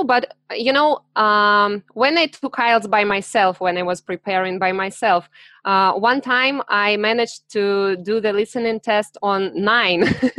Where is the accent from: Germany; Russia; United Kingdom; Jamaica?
Russia; Siberia; English is a second language; I'm from Russia. Siberia.